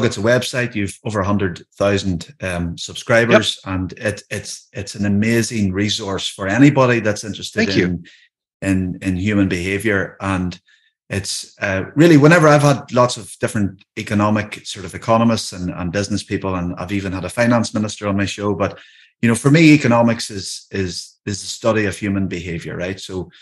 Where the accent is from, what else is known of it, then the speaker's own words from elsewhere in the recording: Northern Ireland, United Kingdom; I live in Ireland. I live in the north of Ireland, but I'm Irish